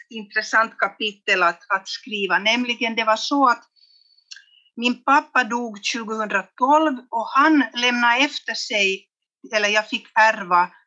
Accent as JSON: {"language": "Swedish", "town": "Vännäs", "region": "Västerbotten County", "country": "Sweden", "tie": "born there", "said": "eller pappa kom från Jeppo lite längre söderut och jag är då född i Vännäs."}